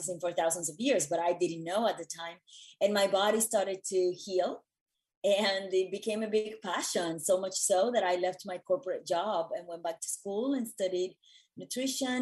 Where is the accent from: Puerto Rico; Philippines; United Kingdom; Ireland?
Puerto Rico; moved away as an adult; also born or lived in New York City; I was born and raised in Puerto Rico